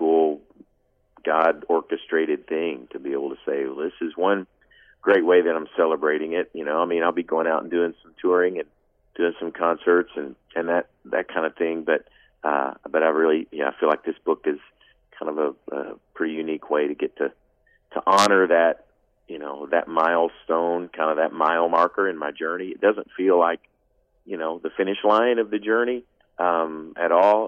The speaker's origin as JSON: {"language": "English", "town": "Paducah", "region": "Kentucky", "country": "United States", "tie": "born or raised there", "said": "a kid growing up in Paducah, Kentucky"}